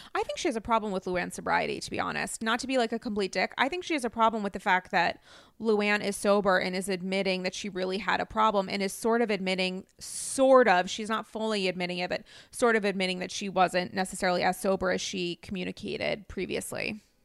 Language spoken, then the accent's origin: English; New England, Rhode Island, United States; I'm from New England.